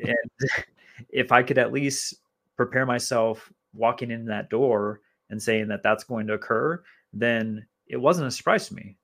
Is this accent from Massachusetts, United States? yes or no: no; Minnesota, United States; moved away; growing up in Minnesota